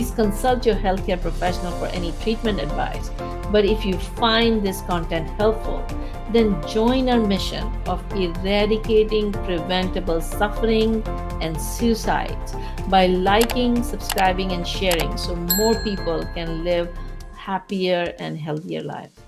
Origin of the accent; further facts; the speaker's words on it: Pakistan; moved away as an adult; I'm from Pakistan